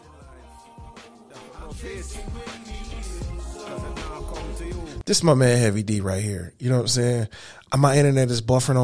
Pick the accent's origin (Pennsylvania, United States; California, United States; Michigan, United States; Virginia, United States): Michigan, United States; Detroit; my hometown of Detroit, Michigan